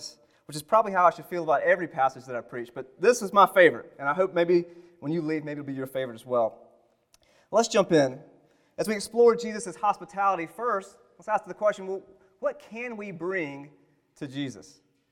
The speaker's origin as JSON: {"language": "English", "region": "the South", "country": "United States", "said": "I am from the South"}